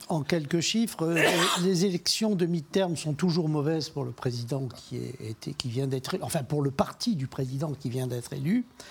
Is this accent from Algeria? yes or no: yes; Algeria; now in France; Je suis d'un pays d'immigrants, je suis né en Algérie